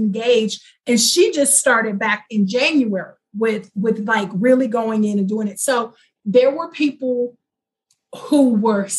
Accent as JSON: {"language": "English", "town": "Houston", "region": "Texas", "country": "United States", "said": "I'm from Houston"}